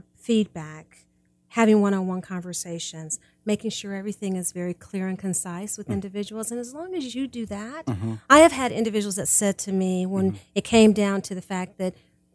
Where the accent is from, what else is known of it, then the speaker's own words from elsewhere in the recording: Kansas City, Missouri, United States; I grew up in Kansas City.